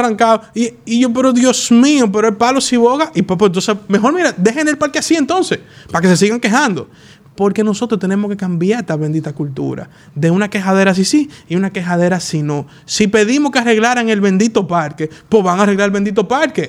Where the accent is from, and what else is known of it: Dominican Republic